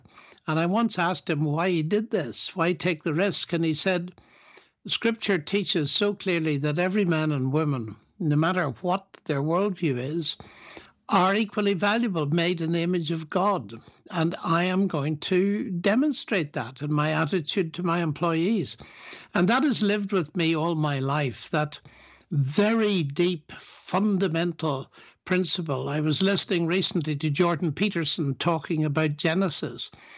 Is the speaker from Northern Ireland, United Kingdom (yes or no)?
yes; Northern Ireland, United Kingdom; Sure. As you said, Northern Ireland was full of sectarian violence in my t